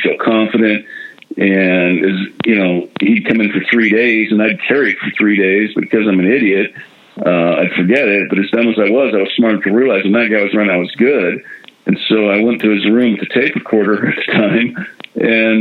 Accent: Huntington Beach, California, United States; I'm from Huntington Beach, California, went to Marina High School

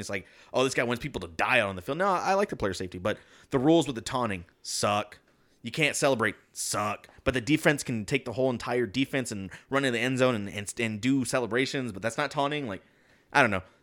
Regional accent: Texas, United States; we're from Texas

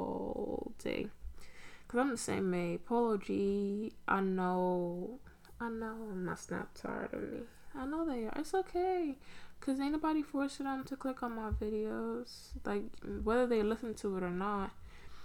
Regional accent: New York City, New York, United States; also born or lived in Pennsylvania; I grew up in Brooklyn, spent most of my life there

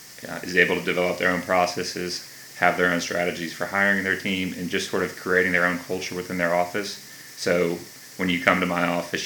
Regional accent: Atlanta, Georgia, United States; also born or lived in Milledgeville, Georgia; I grew up in Gwinnett County, which is about 30, 40 minutes north of here

